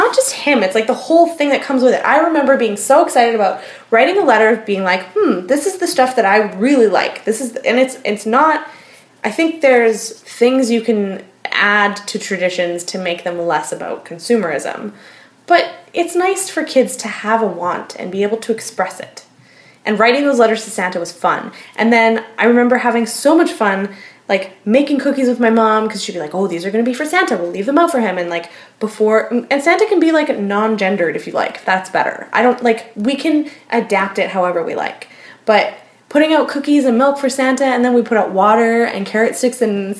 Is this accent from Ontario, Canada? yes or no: no; Port Coquitlam, British Columbia, Canada; I grew up in Port Coquitlam